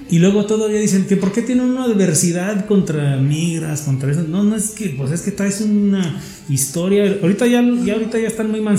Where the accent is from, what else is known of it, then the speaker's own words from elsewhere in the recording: Mexico; la gente de ahí del cruce de los puentes, porque lo que hacían, mi era, como éramos mexicanos, había